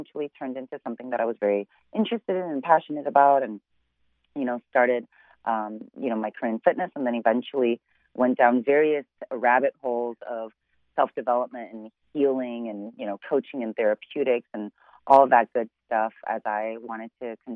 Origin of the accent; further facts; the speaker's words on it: Chicago, Illinois, United States; I'm originally born and raised in Chicago